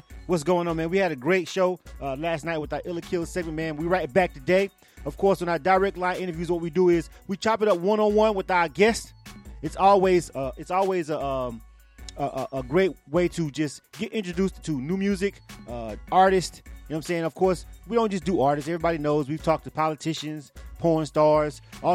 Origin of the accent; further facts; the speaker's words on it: Florida, United States; I'm a Florida boy myself